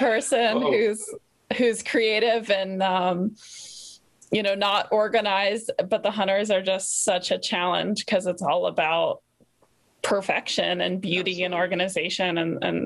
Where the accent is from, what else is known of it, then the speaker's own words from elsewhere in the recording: East Coast, United States; I grew up on the East Coast, and it was a very English riding community.